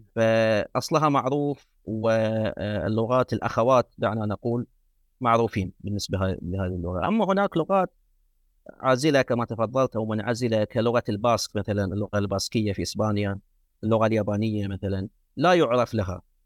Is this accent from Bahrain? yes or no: yes; Muharraq, Muharraq Governorate, Bahrain; first language Arabic; also born or lived in United States; من مواليد المحرر في مملكة البحرين